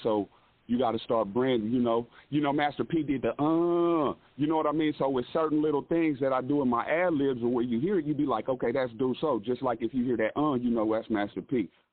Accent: Lawrence, Kansas, United States; I'm actually from Lawrence, Kansas. Um, I've stayed in Kansas City. I pretty much stayed all over Kansas

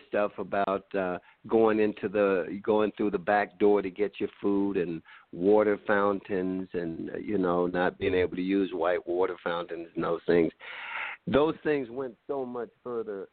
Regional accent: Mississippi, United States; Growing up in Mississippi

